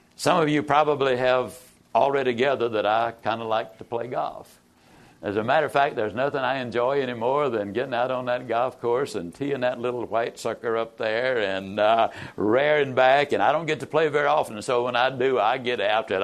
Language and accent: English; East Texas, United States; born or raised there